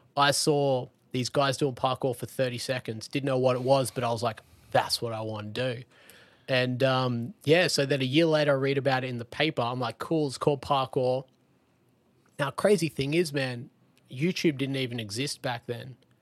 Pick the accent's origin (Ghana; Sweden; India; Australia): Australia; Lennox Head, New South Wales; I grew up in Lenox Head in Australia